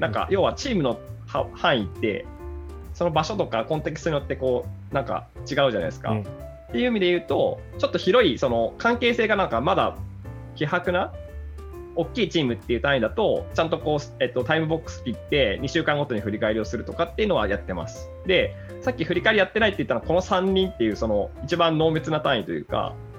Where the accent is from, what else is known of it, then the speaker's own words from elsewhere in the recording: Aichi, Japan; 愛知県から来ました